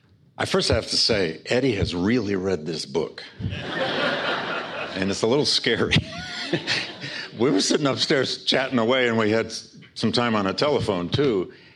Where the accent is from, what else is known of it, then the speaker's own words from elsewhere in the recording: Flint, Michigan, United States; I grew up in Flint, Michigan.